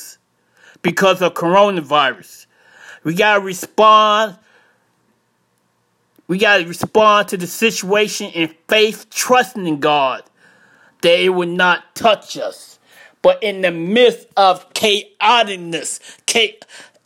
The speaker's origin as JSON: {"language": "English", "town": "Chicago", "region": "Illinois", "country": "United States", "moved": "as an adult", "lives_now": "Jacksonville, United States", "said": "I'm from Chicago. I moved out of Chicago to Jacksonville, Florida in 2000."}